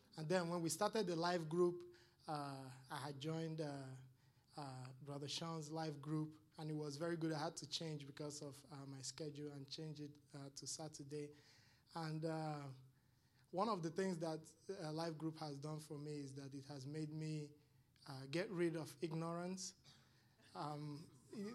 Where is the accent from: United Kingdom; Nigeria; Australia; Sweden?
Nigeria; moved away; when I came here from Nigeria, it's very tough. It's very, very, very tough.